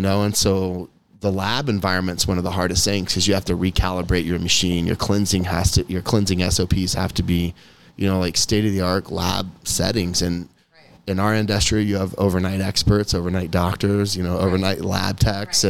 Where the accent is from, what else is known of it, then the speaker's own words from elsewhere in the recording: Kansas, United States; Kansas is my home state